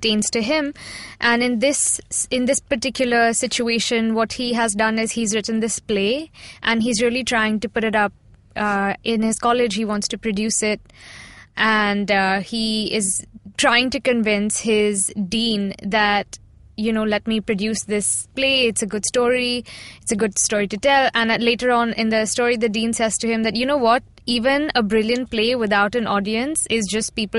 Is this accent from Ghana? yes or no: no; India; as a Indian girl